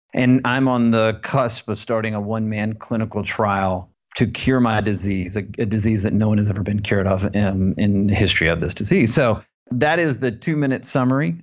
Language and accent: English; Alabama, United States; I was born in Alabama, went to the University of Alabama